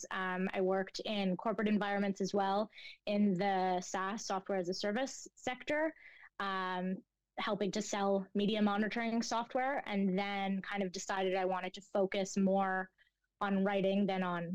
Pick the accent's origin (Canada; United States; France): Canada; Toronto, Ontario; also born or lived in Montreal; I grew up in the Jewish school system in Toronto